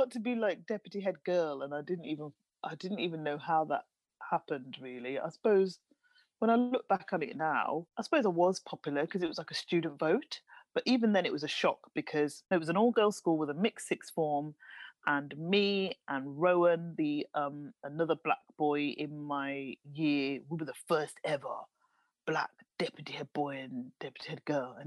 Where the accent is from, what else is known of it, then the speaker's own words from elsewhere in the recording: Birmingham, West Midlands, United Kingdom; accent: Brummie; I am fully a Brummie with a Brummie accent